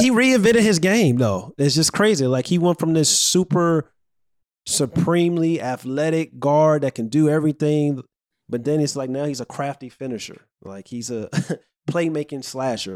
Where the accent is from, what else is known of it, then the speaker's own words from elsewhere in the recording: St. Louis, Missouri, United States; now in Chicago, United States; I'm from Saint Louis